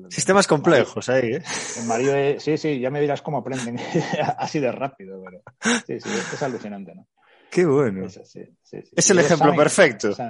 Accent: Spain; now in Germany; Eh, somos varios españoles, con lo cual el español también pues, pues nos ayuda bastante en eso.

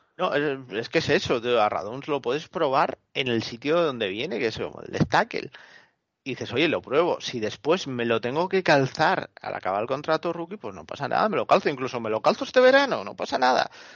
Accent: Asturias, Spain; En mi tierra decimos que cuando la gocha no está para ello, da igual que le rimes la panoya

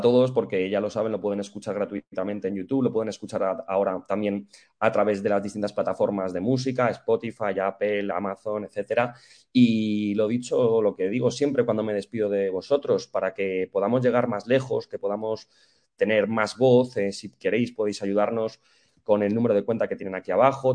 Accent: Madrid, Community of Madrid, Spain; yo soy del barrio de la Estrella, en Madrid

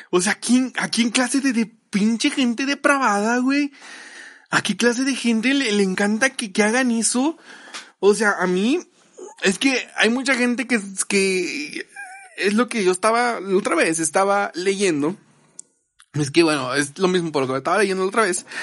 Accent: Nuevo León, Mexico; accent: regio; Unos compas, ando, ando bien, ando bien regio, ¿no? He andado muy, como que mi acento se, suba sube así, güey

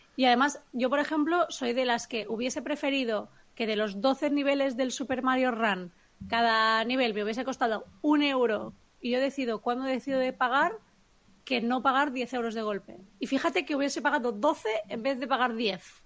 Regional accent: Catalonia, Spain; como catalanes que, que, que, residimos aquí, que trabajamos en la industria

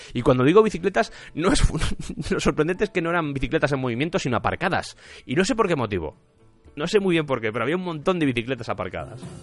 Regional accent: Spain; yo, por ejemplo, soy de España

